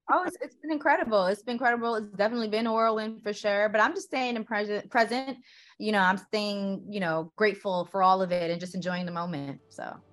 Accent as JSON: {"language": "English", "town": "New York City", "region": "New York", "country": "United States", "tie": "born or raised there", "said": "I grew up in Queens, you know, so, uh, so I'm a New York City girl"}